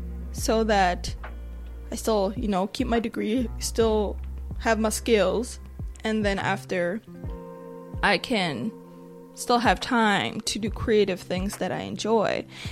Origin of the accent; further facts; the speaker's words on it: Nigeria; but I am a Nigerian woman.